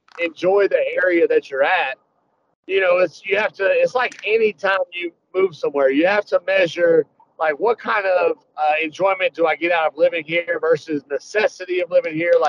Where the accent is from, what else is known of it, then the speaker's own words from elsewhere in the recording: North Carolina, United States; growing up in North Carolina where we only get snow once or twice a year